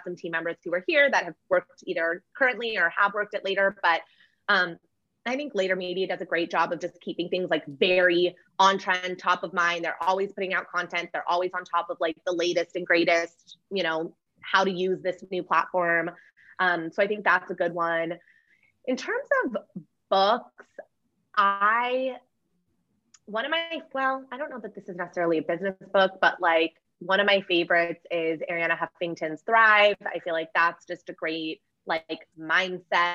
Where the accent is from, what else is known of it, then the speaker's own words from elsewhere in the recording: Los Angeles, California, United States; I am